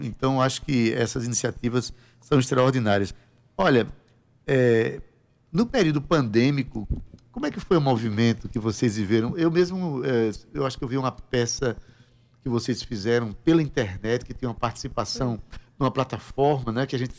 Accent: Paraíba, Brazil; Onde a gente vai, a gente vai como paraibano

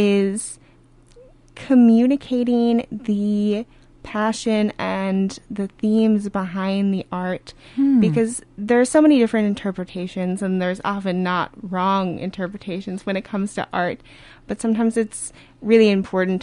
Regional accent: Minneapolis, Minnesota, United States; also born or lived in New Hampshire; I grew up in Minnesota in the cities

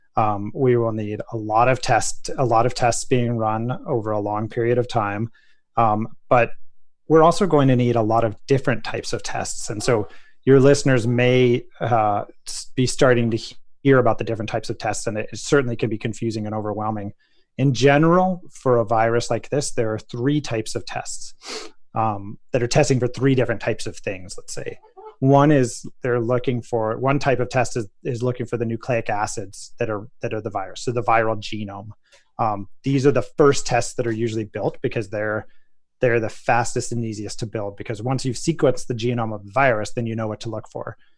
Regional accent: Colorado, United States; the town of Telluride, Colorado, my home state

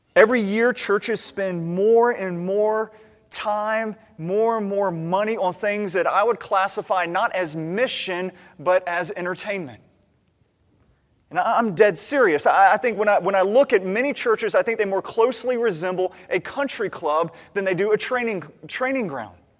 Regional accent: United States; as an American

